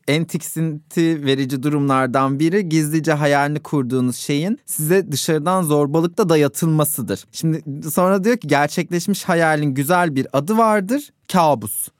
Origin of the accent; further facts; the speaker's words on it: Ankara, Turkey; ben Ankara'da doğdum büyüdüm.